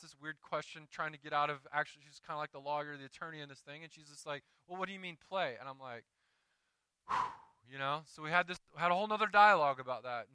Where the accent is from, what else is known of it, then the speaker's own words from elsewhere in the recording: Deep South, United States; moved away; I grew up in the Deep South where when you went to church, you got a card every year during election time